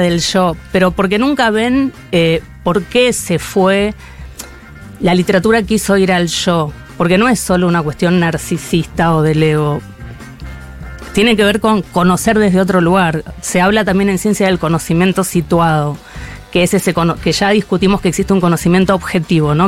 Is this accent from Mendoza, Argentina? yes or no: yes; Mendoza, Argentina; moved away as an adult; now in Buenos Aires, Argentina; nací en Mendoza en 1973